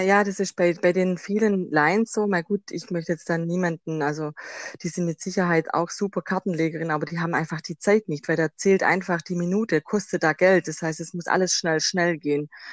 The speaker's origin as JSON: {"language": "German", "region": "Swabia", "country": "Germany", "accent": "Swabian", "said": "Ich komme aus dem Schwabenland, das hört man wahrscheinlich auch raus"}